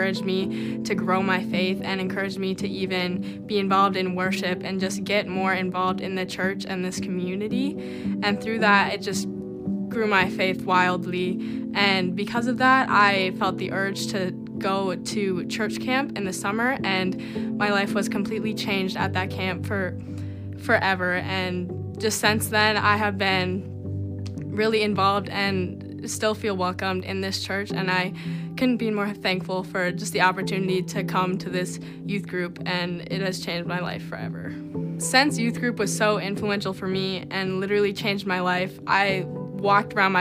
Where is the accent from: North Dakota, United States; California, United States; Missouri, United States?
North Dakota, United States; Larimore; I'm from Larimore, North Dakota, and I now attend Mabel State University